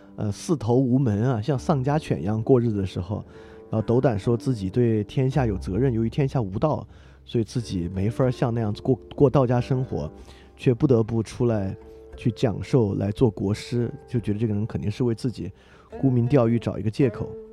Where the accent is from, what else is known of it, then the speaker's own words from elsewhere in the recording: China; 我们中国人有一种观念啊